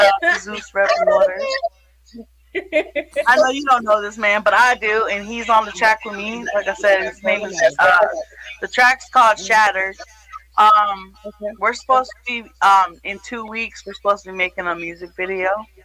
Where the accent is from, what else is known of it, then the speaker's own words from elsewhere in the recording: New York, United States; born there; also born or lived in Florida; now in St. Louis, United States; So, I was born in New York, upstate New York. I moved to Florida, and I moved there with my family. I moved to St. Louis by myself to be independent. I've been here 8 years